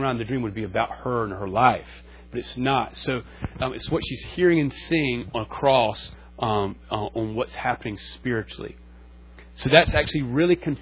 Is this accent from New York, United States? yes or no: no; North Carolina, United States; also born or lived in Concord, North Carolina / Charleston; I'm from North Carolina. I grew up in Charleston. I was born on a farm in Concord.